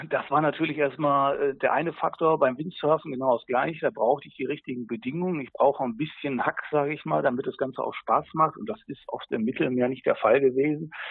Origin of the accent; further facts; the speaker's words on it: Rhineland, Germany; ich komme aus dem Rheinland, da sagt man so ein bisschen das Gerödel hier